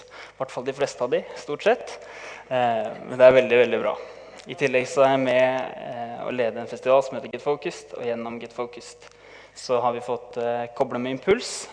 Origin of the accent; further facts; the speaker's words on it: Tønsberg, Vestfold, Norway; vi kommer fra Tønsberg. Min vakre kone og jeg